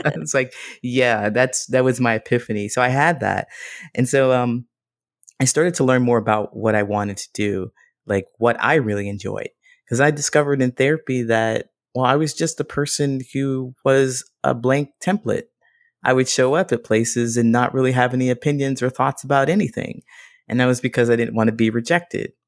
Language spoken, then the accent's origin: English; Ohio, United States; also born or lived in Modesto, California; now in Chicago, United States; I grew up in Ohio